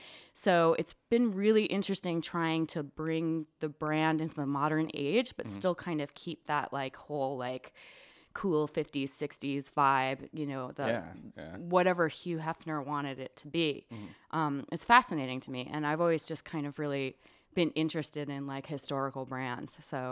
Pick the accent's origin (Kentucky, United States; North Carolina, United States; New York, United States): New York, United States; also born or lived in Long Island; I grew up in Long Island and upstate New York, and I ended up in rural Virginia.